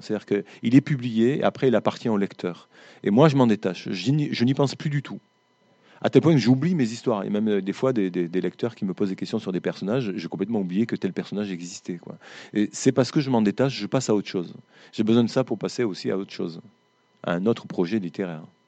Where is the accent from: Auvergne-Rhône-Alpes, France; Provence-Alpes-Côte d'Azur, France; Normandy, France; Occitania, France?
Occitania, France; dans ma région, on est, des Occitans.